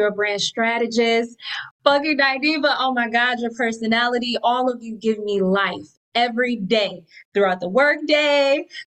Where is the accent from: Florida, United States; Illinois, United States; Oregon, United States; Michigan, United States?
Michigan, United States; Detroit; I'm from Detroit, D-Town. What up, though? Motown.